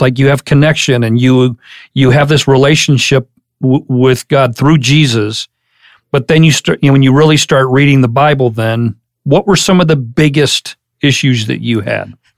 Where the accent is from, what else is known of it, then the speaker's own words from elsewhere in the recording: Madison, Ohio, United States; I'm from Ohio.